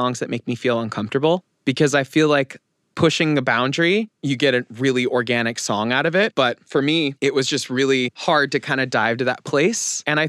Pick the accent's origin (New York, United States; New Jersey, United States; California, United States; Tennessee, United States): California, United States; San Diego; also born or lived in Los Angeles, California; I am 27 years old. I am from San Diego, California, currently living in Los Angeles, and I am a recording artist.